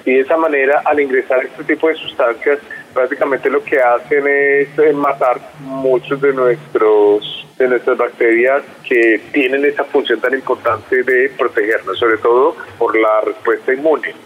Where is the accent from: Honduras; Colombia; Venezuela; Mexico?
Colombia; aquí en Colombia